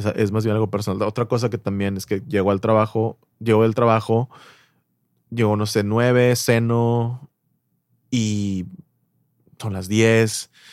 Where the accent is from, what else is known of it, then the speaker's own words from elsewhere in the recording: Mexico; en México somos el país de Latinoamérica